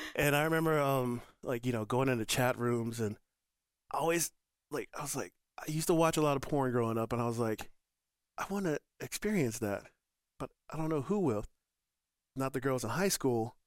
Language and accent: English; Northern Colorado, United States; also born or lived in Michigan; I'm from Michigan, grew up in Northern Colorado